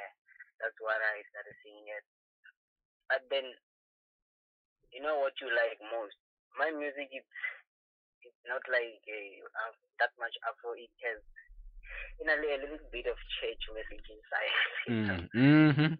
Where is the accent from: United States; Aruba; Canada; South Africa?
South Africa; Palbos, near Jericho, Brits area, North West; I'm coming from Palbos